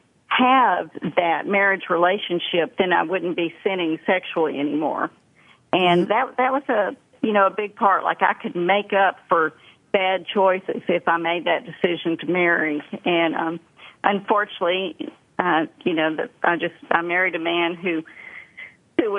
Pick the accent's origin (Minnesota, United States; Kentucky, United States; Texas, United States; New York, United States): Texas, United States; Dallas; accent: thick Texas accent; also born or lived in Columbia, South Carolina; we moved to Dallas from Columbia, South Carolina, when my father had an opportunity to do a lot more sales training and speaking. And I didn't fit in. I was from a slower place and wore strange clothes, and I had a really thick South Carolina accent. And I know you're laughing right now, because I've got a really thick Texas accent